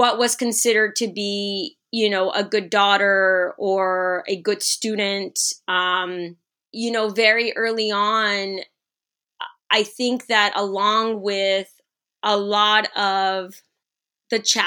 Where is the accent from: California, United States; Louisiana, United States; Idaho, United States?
California, United States; Los Angeles; I was born and raised in Los Angeles. So I am a homegrown Angelina. I still live here.